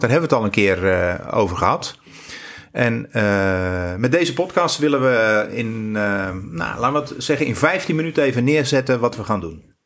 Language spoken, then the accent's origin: Dutch; near Rotterdam, South Holland, Netherlands; now in Goes, Netherlands; ik ben geboren onder de rook van Rotterdam.